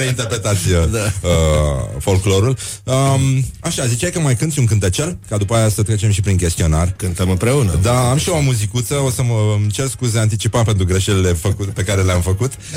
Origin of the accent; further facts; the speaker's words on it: Romania; suntem români